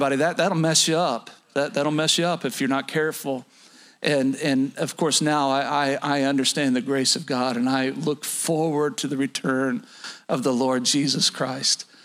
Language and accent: English; Oklahoma, United States; moved away; Down south, where I was born and raised in Oklahoma